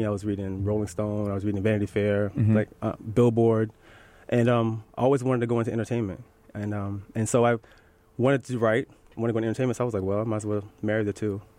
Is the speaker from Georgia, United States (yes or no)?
yes; Gainesville, Georgia, United States; I was born in Gainesville, yeah.